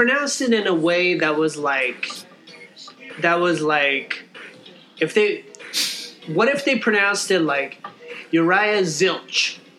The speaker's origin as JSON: {"language": "English", "country": "South Korea", "tie": "born there", "said": "So I was born in Korea, so"}